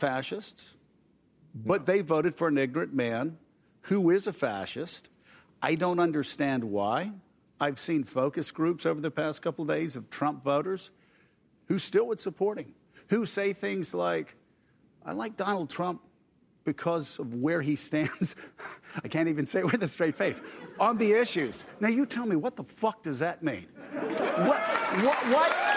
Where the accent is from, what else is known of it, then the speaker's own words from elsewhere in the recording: the South, United States; I was a Republican from the South